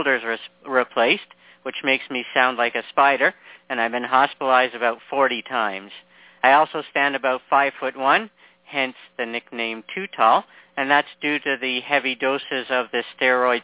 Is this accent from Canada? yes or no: yes; Canada; also born or lived in Toronto; a fellow Canadian. I'm in Toronto